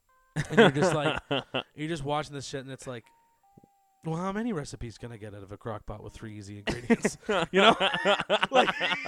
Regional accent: England, United Kingdom; Did you know that I'm from England?

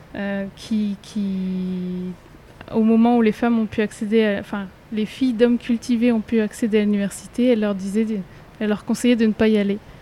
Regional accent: France; j'ai toujours grandi en métropole

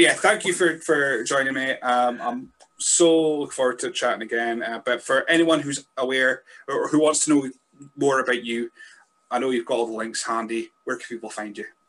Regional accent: Scotland, United Kingdom; I'm a Scotsman

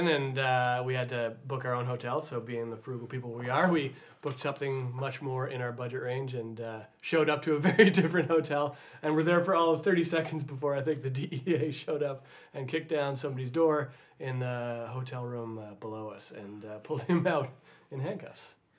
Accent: Toronto, Ontario, Canada; accent: Canadian; And I grew up in the East Side of Toronto.

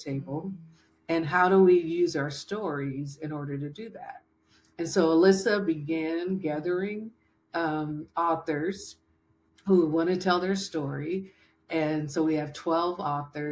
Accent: Berkeley, California, United States; I grew up in Berkeley, California

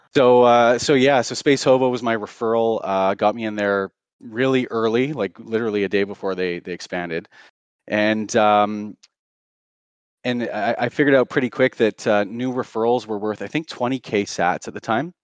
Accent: Canada; also born or lived in Surrey, British Columbia; I'm Canadian, I live in Vancouver

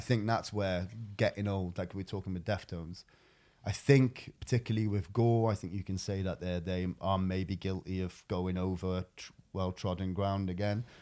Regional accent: Wales, United Kingdom; I'm Welsh

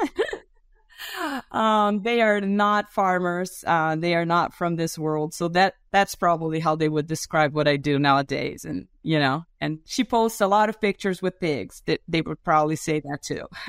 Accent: Brazil; English is a second language; I'm also a Brazilian

